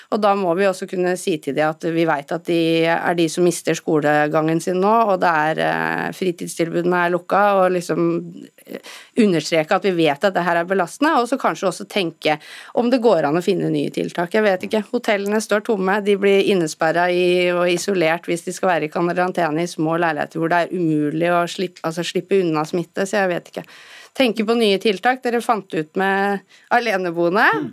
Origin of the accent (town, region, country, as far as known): Norway